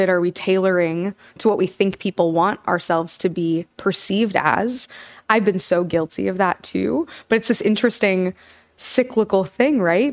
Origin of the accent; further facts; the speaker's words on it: Kansas, United States; now in New York, United States; I'm from Kansas